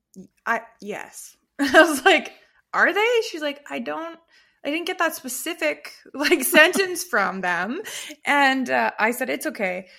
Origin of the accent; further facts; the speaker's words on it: Canada; we're so Canadian